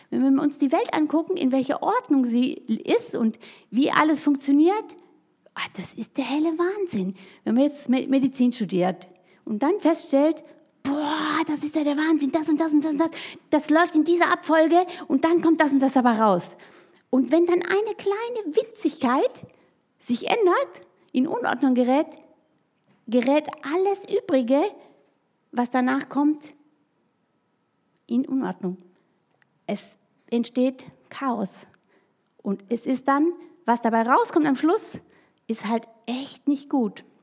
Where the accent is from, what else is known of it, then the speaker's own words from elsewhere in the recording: Baden-Württemberg, Germany; now in Hessen, Germany; Denn ich bin ja so aufgewachsen im Schwarzwald, bei den hohen Tannen, in der Einsamkeit, so zwischen Bauernhöfen und sonst sowas.